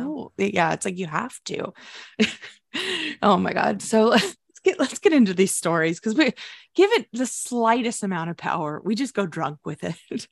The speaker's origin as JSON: {"language": "English", "country": "United States", "said": "we are American, our schools are terrible"}